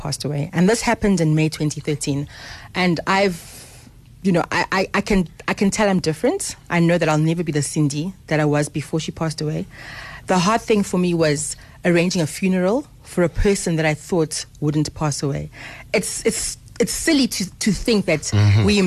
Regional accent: Harare, Zimbabwe; now in South Africa; I was born in Harare in Zimbabwe in 1976.

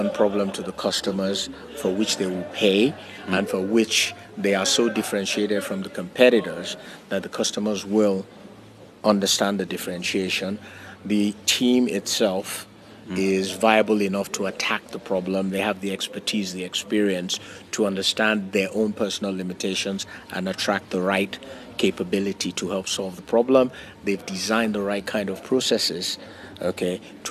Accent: Nigeria; my home country, Nigeria

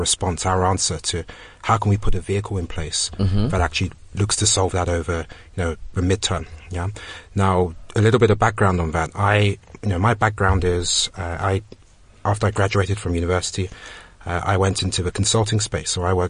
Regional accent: Ghana; moved away; I'm from Ghana

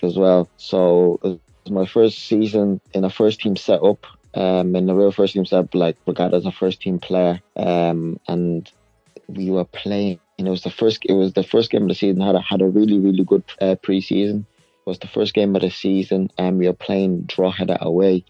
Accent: South Africa; moved away

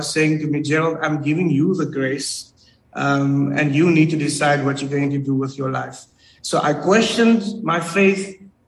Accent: Cape Town, Western Cape, South Africa; I grew up in the Cape Flats

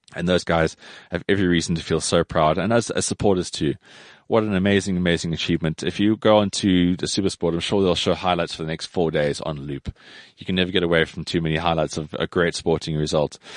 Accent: South Africa; growing up in South Africa

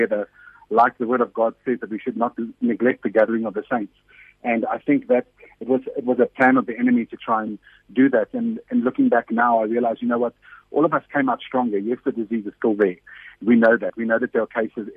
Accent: Johannesburg, Gauteng, South Africa; I'm a Portuguese South African person. I come from Johannesburg

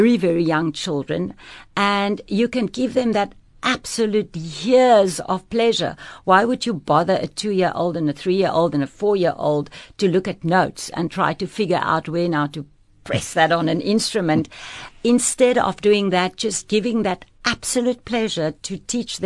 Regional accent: Pretoria, Gauteng, South Africa; moved away as an adult; also born or lived in France / Cape Town; I grew up in Pretoria with two parents playing violin

